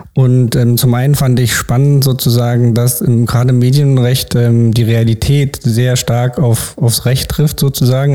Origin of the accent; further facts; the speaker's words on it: Berlin, Germany; bin in Berlin geboren und aufgewachsen